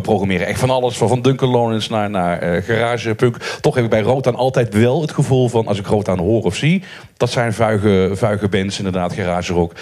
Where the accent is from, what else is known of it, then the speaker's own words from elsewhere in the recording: Maastricht, Limburg, Netherlands; ik kom er ook vandaan